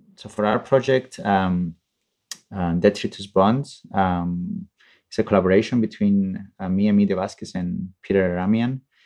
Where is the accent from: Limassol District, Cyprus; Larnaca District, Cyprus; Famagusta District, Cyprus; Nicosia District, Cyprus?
Limassol District, Cyprus; Limassol; Limassol, which is my hometown